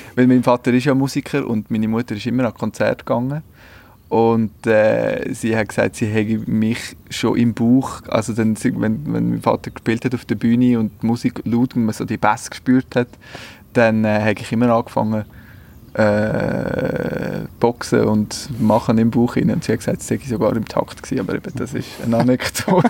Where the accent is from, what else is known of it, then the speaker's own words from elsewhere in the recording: Switzerland; bei uns in der Schweiz